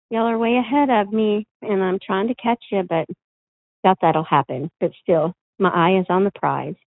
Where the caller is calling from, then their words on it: Idaho, United States; I'm calling in from Sawtell, Idaho.